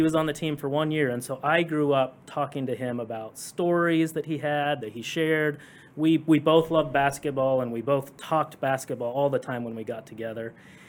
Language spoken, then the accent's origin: English; Kansas, United States; I was born and raised in Kansas. So I'm not just a Jayhawk fan because of where I lived and adopted the local team.